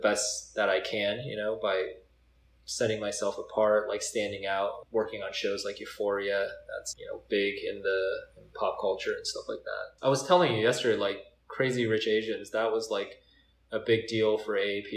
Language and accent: English; Cerritos, California, United States; where I grew up in Cyprus